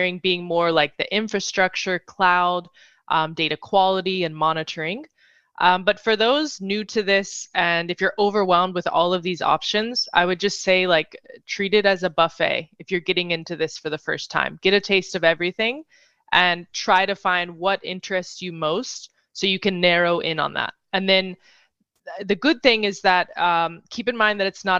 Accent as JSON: {"language": "English", "region": "North Carolina", "country": "United States", "also_born_or_lived": "Madrid, Spain", "moved": "as an adult", "lives_now": "New York City, United States", "said": "I'm originally from North Carolina."}